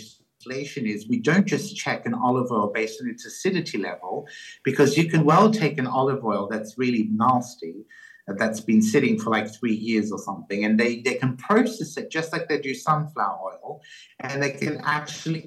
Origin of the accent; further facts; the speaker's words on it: Australia; moved away; I grew up in Australia